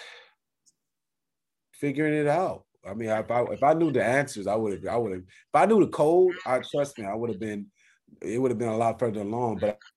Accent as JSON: {"language": "English", "town": "Compton", "region": "California", "country": "United States", "said": "I'm from Compton"}